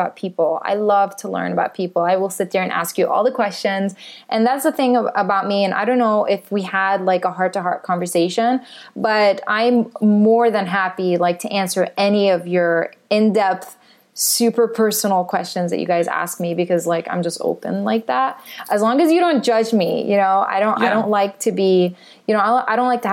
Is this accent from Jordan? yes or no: yes; Jordan; also born or lived in Palestine; now in United States; I grew up in Jordan. I'm of Palestinian heritage